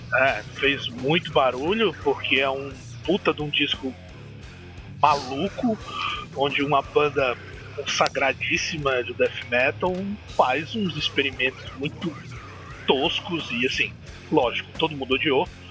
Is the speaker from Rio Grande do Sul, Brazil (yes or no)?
no; Maceió, Alagoas, Brazil; sou de Maceió, Alagoas, Nordestão